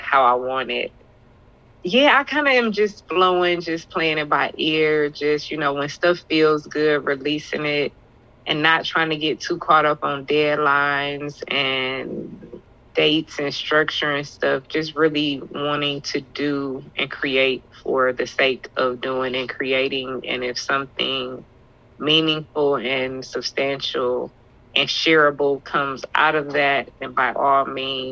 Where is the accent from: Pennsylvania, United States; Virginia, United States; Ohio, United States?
Virginia, United States; Chesapeake; used to go to the Boys and Girls Club in Virginia in South Norfolk when I was a kid